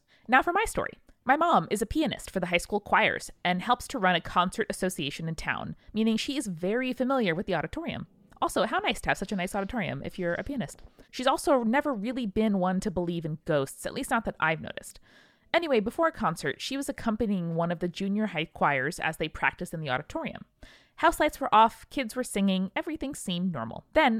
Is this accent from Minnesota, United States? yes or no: yes; Hibbing, Minnesota, United States; I grew up in Hibbing, Minnesota, a small struggling mining town famous for two things … its historic high school.